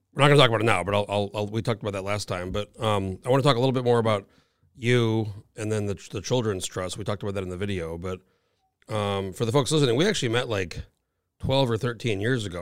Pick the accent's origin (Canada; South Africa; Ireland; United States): United States; New Mexico; moved away as an adult; now in Alaska, United States; I'm from New Mexico.